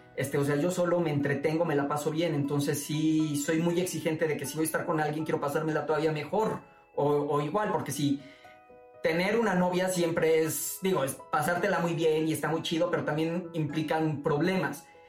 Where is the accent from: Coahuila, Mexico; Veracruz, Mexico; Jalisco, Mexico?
Veracruz, Mexico; Boca del Río; moved away as an adult; now in Mexico City, Mexico; mi pueblito, mi boca del río, Veracruz, su comida, su gente